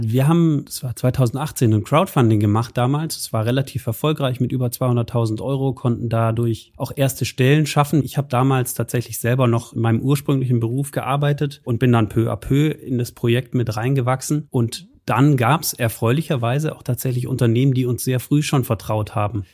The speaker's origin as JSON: {"language": "German", "town": "Munich", "region": "Bavaria", "country": "Germany", "moved": "yes", "lives_now": "Aachen, Germany", "said": "Ich bin aus München"}